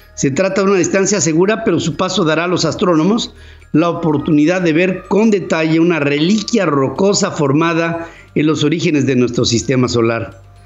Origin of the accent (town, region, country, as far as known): Mexico